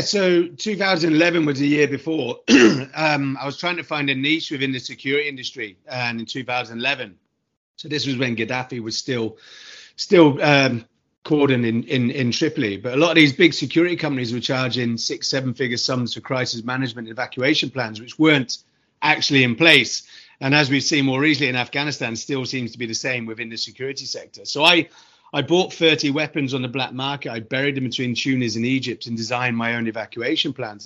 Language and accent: English; United Kingdom; moved away; from my accent, I'm from the UK originally